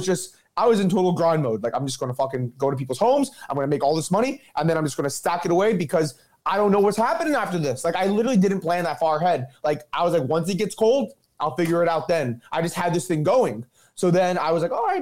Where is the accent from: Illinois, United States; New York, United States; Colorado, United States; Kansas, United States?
New York, United States; New York City; I'm born and raised in Queens